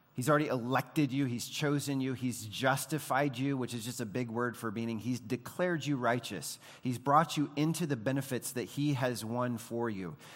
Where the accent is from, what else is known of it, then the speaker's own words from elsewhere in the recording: United States; we, as Americans